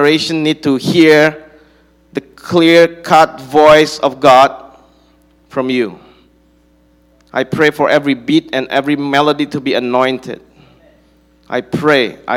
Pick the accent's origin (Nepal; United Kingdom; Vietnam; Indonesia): Indonesia; Bandung, West Java; I'm from Bandung